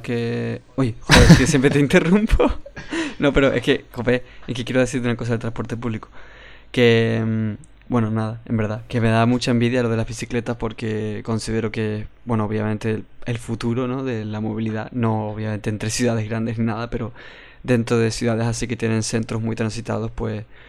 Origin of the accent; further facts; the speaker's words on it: Canary Islands, Spain; soy canario